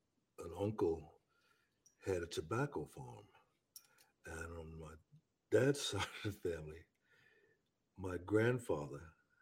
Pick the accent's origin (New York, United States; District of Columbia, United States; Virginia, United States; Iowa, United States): New York, United States; New Rochelle; Growing up in New Rochelle, New York is you're in a tight bubble.